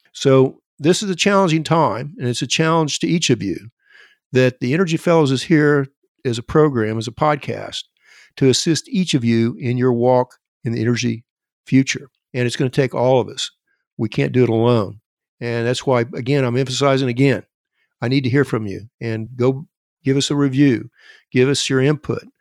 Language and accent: English; Elk City, Oklahoma, United States; my hometown of Elk City, Oklahoma